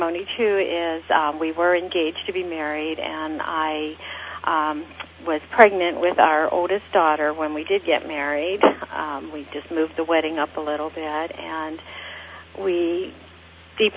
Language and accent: English; Pittsburgh, Pennsylvania, United States; moved away as an adult; also born or lived in Orange County, California; We both were born and raised in Pittsburgh, Pennsylvania, and met in high school